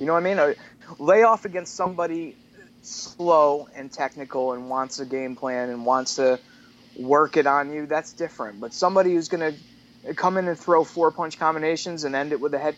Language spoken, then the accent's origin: English; United States; I'm American